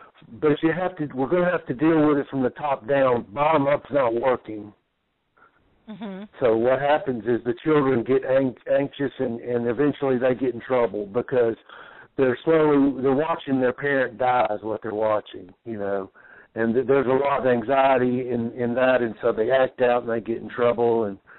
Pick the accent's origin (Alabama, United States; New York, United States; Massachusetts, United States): Alabama, United States; Mobile; also born or lived in Texas / Arkansas / Mississippi; now in Indiana, United States; I'm originally from Mobile, Alabama, by way of Texas, Arkansas, Mississippi. Now I'm in Indiana.